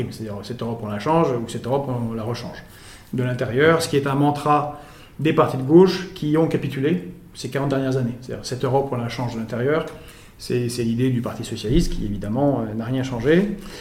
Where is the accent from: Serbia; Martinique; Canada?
Serbia; Belgrade; now in France; je suis né à Belgrade